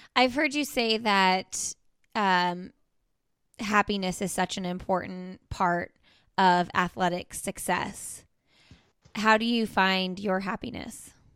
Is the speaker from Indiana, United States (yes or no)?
yes; Indianapolis, Indiana, United States; moved away; I'm from Indianapolis, so we go to the Indy five hundred every year